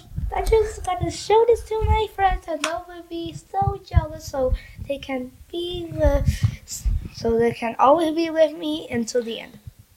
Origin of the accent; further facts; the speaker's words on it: Lima, Peru; now in Canada; I was born in Lima in a hospital or a clinic.